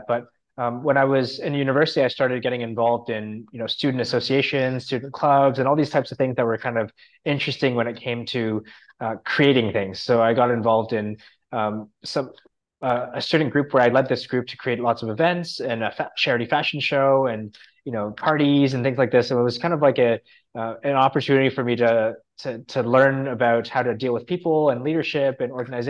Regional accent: a city outside of Toronto, Ontario, Canada; I grew up in a city outside of Toronto, like a smaller city outside of Toronto in Canada

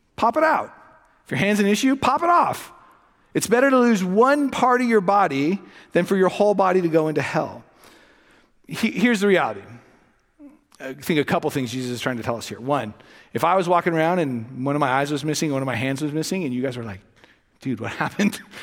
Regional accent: Los Angeles, California, United States; moved away; I grew up in the west end of the San Fernando Valley

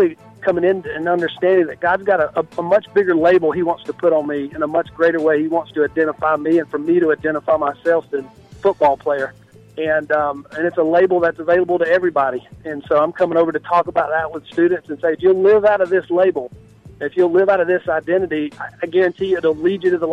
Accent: Cordele, Georgia, United States; I grew up in South Georgia. Cordell, a little small town down there

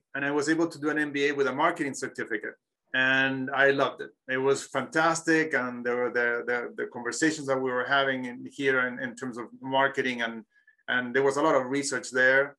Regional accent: Chile; moved away; I'm from Chile.

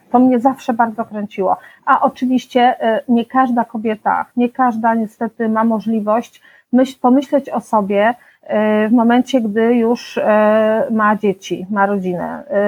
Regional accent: Pleszew, Greater Poland, Poland; also born or lived in Poznań; wychowałam się w Pleszewie

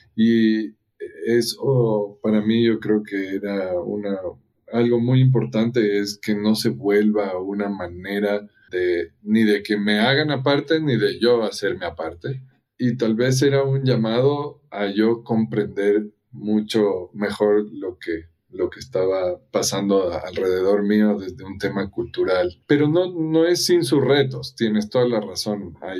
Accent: Ecuador; moved away as an adult; also born or lived in United States; Y yo nací y crecí en Ecuador, y a los 18 años me fui a vivir a Estados Unidos

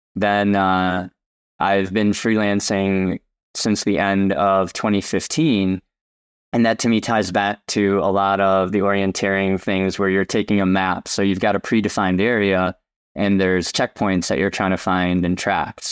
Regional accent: Chicago, Illinois, United States; moved away; I'm originally from Chicagoland

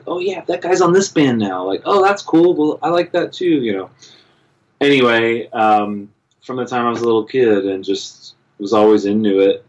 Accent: Palm Springs, California, United States; also born or lived in Los Angeles, California; I grew up in Palm Springs, California, which is about an hour and a half, about 100 miles east of Los Angeles

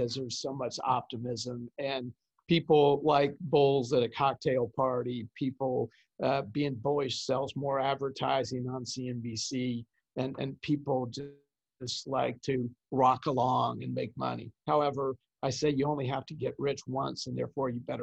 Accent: Kansas City, United States; I'm a Kansas City boy, so I'm from the Midwest

